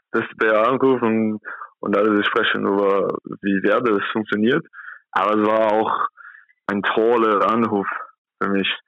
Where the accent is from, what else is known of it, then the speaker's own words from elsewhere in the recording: São Paulo, Brazil; German is a second language; now in Germany; Ich komme aus São Paulo, das ist 12 Millionen Personen, da wohnt und hier in Kontakt nur 80.000.